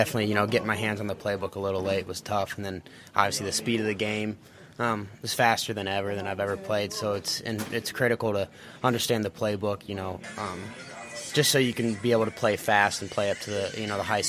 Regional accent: Fort Wayne, Indiana, United States; Well, I'm from Fort Wayne, Indiana, but my my dad and my grandpa grew up Bears fans

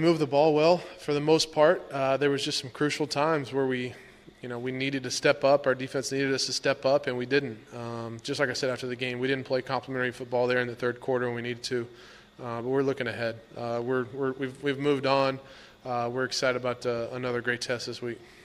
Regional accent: Texas, United States; moved away as an adult; now in Washington, D.C., United States; I grew up, uh, in Texas, obviously Cowboy country

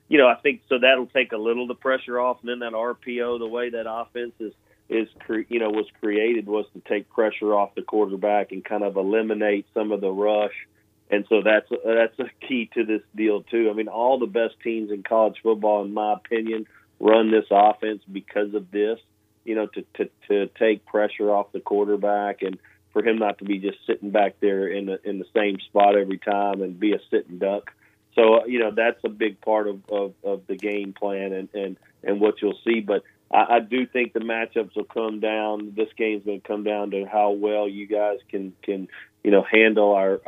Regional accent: Starkville, Mississippi, United States; born there; last week was a big game for me and my family because I was born in Starkville.

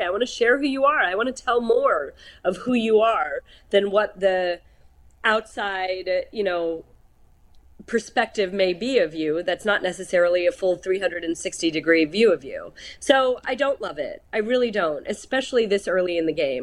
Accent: New Jersey, United States; also born or lived in New York City; now in Pittsburgh, United States; I was born in New York City, grew up in New Jersey.

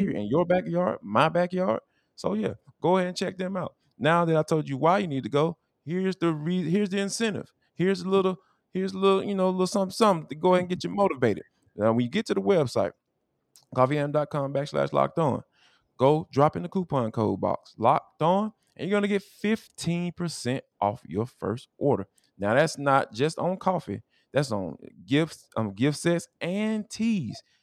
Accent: Atlanta, Georgia, United States; accent: Atlanta dialect; I'm from Atlanta.

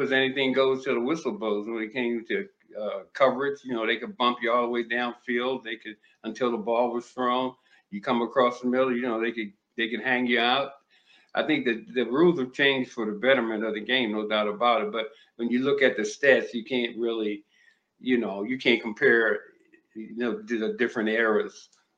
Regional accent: Maryland, United States; moved away; also born or lived in Miami / Minnesota; I grew up in Maryland, so we had some snow

